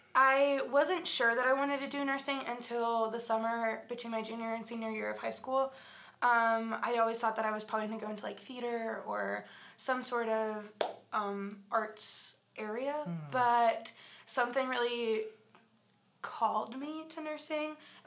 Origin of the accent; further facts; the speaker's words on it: Hermitage, Tennessee, United States; born there; So I was born right outside of Nashville. Technically, it was Hermitage, Tennessee, on February 16th, 2000 at 11:57 a.m.